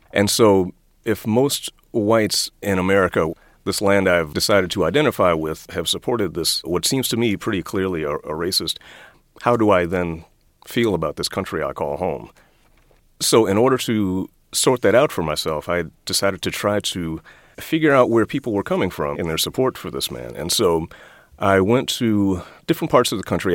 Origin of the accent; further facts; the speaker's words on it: Washington, District of Columbia, United States; I grew up in Washington, D.C. in the 1960s and 1970s